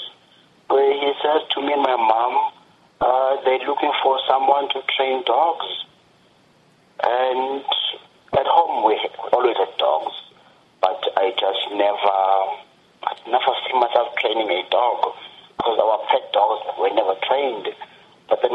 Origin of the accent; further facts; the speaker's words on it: Eastern Cape, South Africa; moved away; also born or lived in Johannesburg, South Africa; I am originally from one province named Eastern Cape, that is where I'm bred. I'm born and bred from there